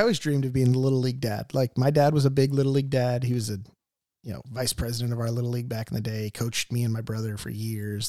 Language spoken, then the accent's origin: English; Mission Viejo, California, United States; Grew up in Mission Viejo